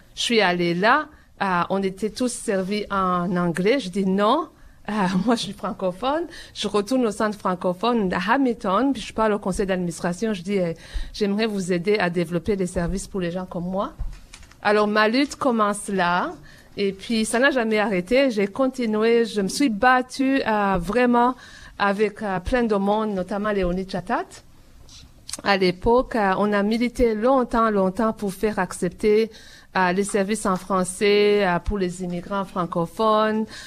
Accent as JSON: {"language": "French", "country": "Burundi", "tie": "born or raised there", "moved": "as an adult", "lives_now": "Toronto, Canada", "said": "depuis que j'étais dans mon pays natal, le Burundi où j'ai grandi"}